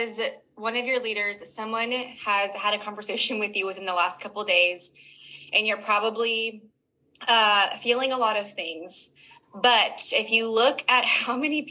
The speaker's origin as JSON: {"language": "English", "region": "California", "country": "United States", "tie": "born or raised there", "moved": "as an adult", "lives_now": "Tennessee, United States", "said": "I'm born and raised in California. We moved out here to Tennessee, end of 2020"}